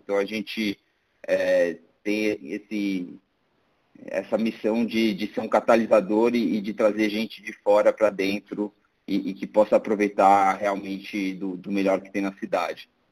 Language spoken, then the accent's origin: Portuguese; Brazil; somos brasileiros